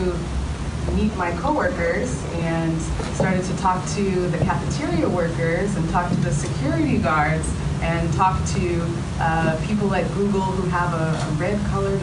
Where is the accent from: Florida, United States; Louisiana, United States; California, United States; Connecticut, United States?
California, United States; Los Angeles; I grew up in Los Angeles, attended Stanford University for college